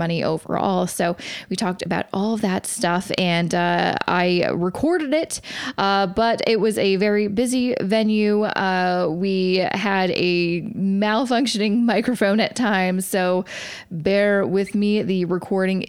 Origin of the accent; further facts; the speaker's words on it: Vancouver, British Columbia, Canada; in Vancouver, my hometown